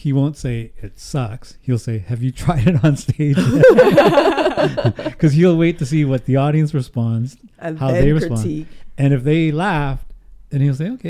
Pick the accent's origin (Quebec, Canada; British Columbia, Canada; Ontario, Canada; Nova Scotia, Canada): British Columbia, Canada; Houston; moved away; Houston, which is my hometown.